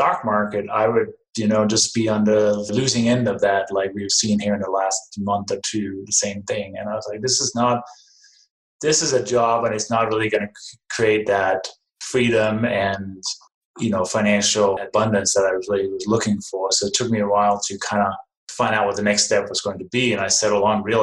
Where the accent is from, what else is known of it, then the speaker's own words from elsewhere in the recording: Denmark; English is a second language; moved away as an adult; now in United States; Originally, I was born and raised in Denmark, came to the U.S. 1996